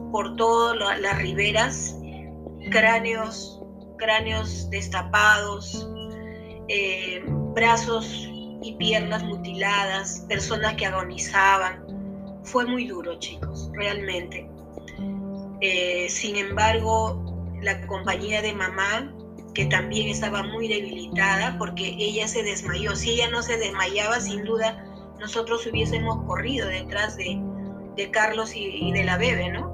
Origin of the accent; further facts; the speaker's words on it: Yungay, Ancash, Peru; yo soy natural de Yungay